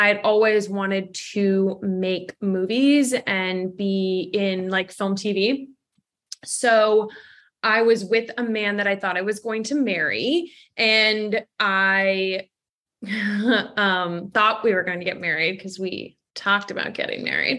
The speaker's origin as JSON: {"language": "English", "town": "Los Angeles", "region": "California", "country": "United States", "also_born_or_lived": "Canada", "said": "I have dual citizenship. So I'm from Los Angeles."}